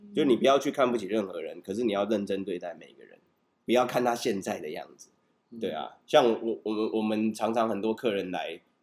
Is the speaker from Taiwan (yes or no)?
yes; Taipei, Taiwan; 小时候在这里长大，到高中以前，我的生活圈都在这边嘛，国中，龙山国中是嗯，最远就到西门町，台北车站